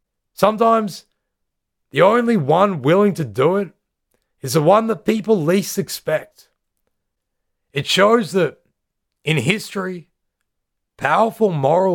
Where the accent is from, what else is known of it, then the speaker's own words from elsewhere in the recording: Australia; growing up in Australia in the 90s, this was the first big popular call to protest that we can remember.